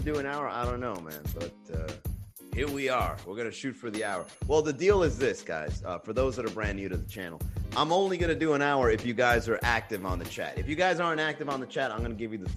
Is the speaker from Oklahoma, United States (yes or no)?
no; Miami, Florida, United States; I'm from Miami.